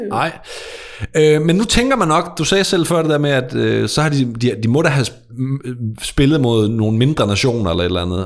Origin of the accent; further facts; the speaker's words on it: Sønderborg, Southern Denmark, Denmark; Sønderborg, hvor jeg kommer fra